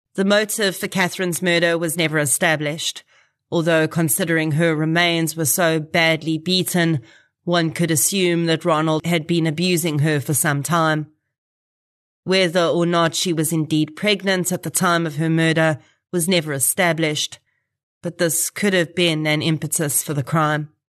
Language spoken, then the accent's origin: English; Boksburg, Gauteng, South Africa; I grew up in Boksburg